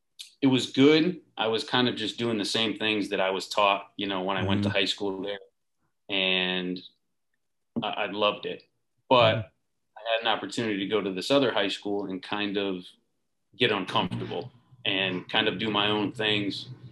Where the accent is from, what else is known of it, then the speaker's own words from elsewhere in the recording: Connecticut, United States; Then I went to Southington High School, which is a town right next to mine.